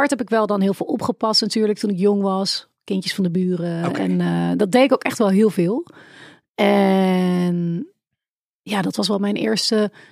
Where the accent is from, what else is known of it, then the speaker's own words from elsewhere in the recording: Utrecht, Netherlands; born there; Ja, in het ziekenhuis in Overrecht.